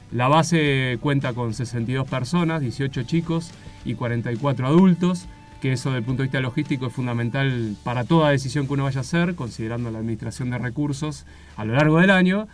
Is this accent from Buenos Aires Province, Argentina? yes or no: yes; Olavarría, Buenos Aires Province, Argentina; moved away as an adult; now in Antarctica; yo soy de oriundo de La Barría, este, ciudad en la que me crié, eh, crecí